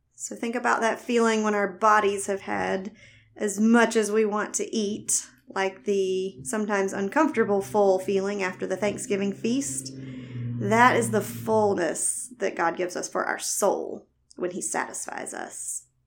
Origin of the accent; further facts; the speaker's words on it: the South, United States; accent: Southern; also born or lived in Alabama; If you can't tell by my voice, I was born and raised in the South